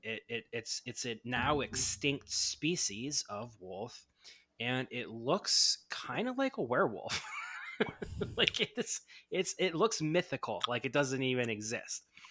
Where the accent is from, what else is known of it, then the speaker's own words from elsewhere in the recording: Ohio, United States; moved away as an adult; also born or lived in Los Angeles, California; now in Southern California, United States; I grew up in Ohio, and I moved out to Los Angeles, Southern California area